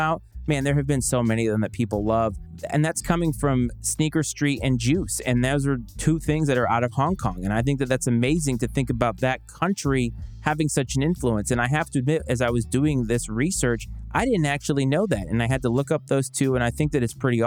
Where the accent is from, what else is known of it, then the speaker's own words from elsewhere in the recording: Bristol, Rhode Island, United States; I grew up in Bristol, Rhode Island